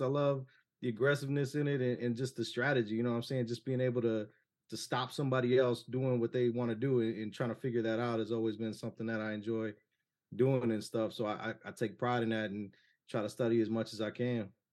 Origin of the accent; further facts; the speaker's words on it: Cleveland, Ohio, United States; I'm born and raised in Cleveland